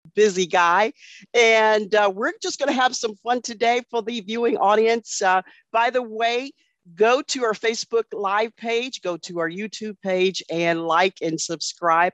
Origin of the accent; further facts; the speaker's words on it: Cleveland, Ohio, United States; you're a Clevelander like I am